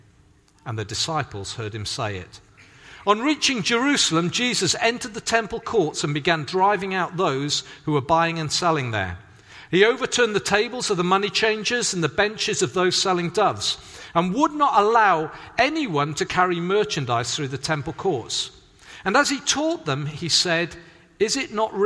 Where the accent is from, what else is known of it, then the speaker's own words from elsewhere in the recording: Swansea, Wales, United Kingdom; moved away; also born or lived in Hedge End; growing up in Swansea